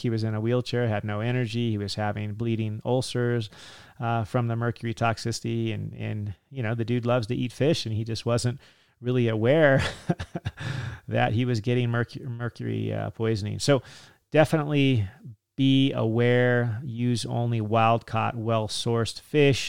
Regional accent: California, United States; Me growing up in California

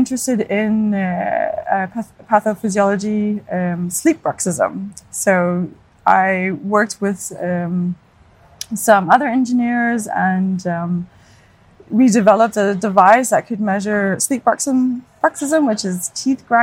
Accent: Hamilton, Ontario, Canada; moved away as an adult; now in Denmark; I'm from Hamilton, Ontario, so home of McMaster University

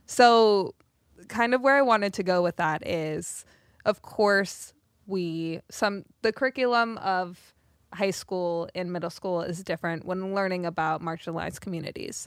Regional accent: South Africa; I grew up in South Africa

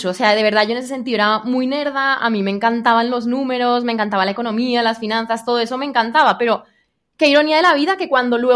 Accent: Spain; now in Colombia; mi acento ya está súper mezclado y después es algo que a la gente le genera mucha curiosidad, como por qué una española está viviendo en Colombia.

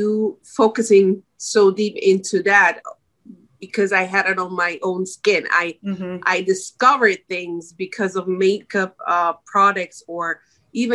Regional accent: Switzerland; moved away as an adult; now in United States; I'm born and raised in Switzerland and moved 6 years ago to the United States with my husband and my little daughter.

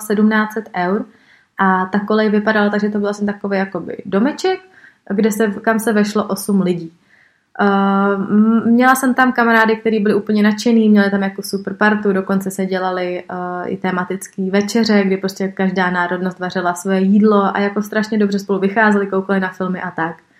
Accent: Prague, Czechia; já jsem prostě z Prahy, I moje škola byla vždycky v Praze

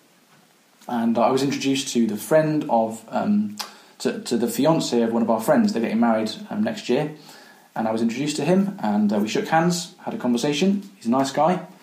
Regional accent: Coventry, West Midlands, United Kingdom; When I was growing up, I grew up in Coventry

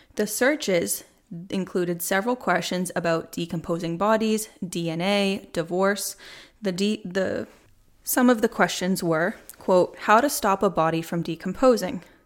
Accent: Plymouth, Massachusetts, United States; moved away as an adult; now in Charlotte, United States; Born and raised until this past July up in Massachusetts. I grew up in Plymouth

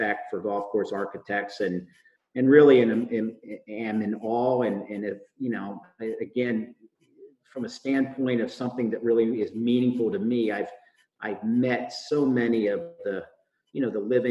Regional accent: Chambersburg, Pennsylvania, United States; I grew up in Pennsylvania, in Chambersburg, Pennsylvania, to be specific

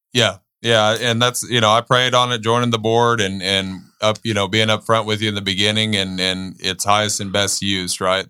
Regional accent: Bandera, Texas, United States; growing up in Bandera, you know, between the ages of fifteen to eighteen

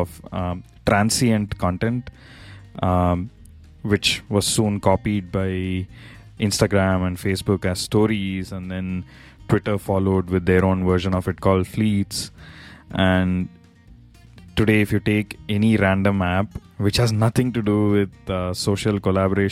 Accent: India; now in United States; my home country, India

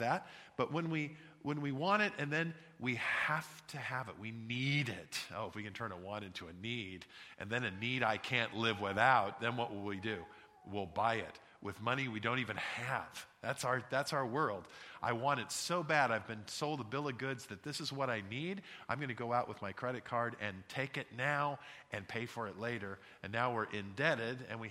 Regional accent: Santa Barbara, California, United States; now in Scottsdale, United States; when I was a kid, I grew up in Santa Barbara, California

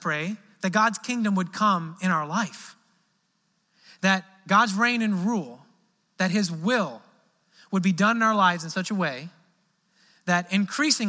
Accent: Midwest, United States; now in Southern United States; in the South here, I'm from the Midwest

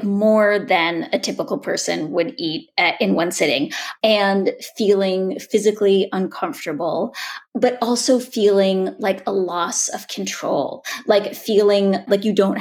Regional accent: Boulder, Colorado, United States; sitting in my mother's kitchen in the house I grew up in Boulder

